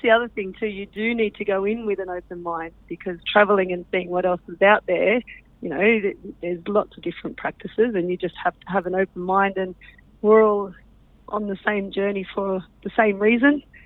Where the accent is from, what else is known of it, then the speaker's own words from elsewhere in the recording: Canberra, Australian Capital Territory, Australia; I'm from Canberra, grown up in uh, and uh, in Canberra my whole life, actually.